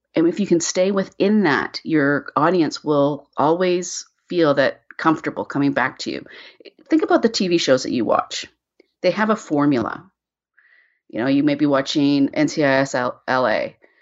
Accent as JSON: {"language": "English", "country": "Canada", "said": "I'm Canadian, I live in Vancouver"}